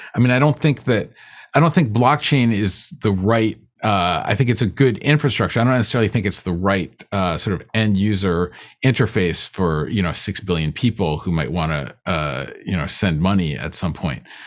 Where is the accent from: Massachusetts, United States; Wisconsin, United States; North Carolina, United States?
Massachusetts, United States; Boston; I grew up in in Boston. And well, when I was like, you know, I moved there when, when I was about 10 years old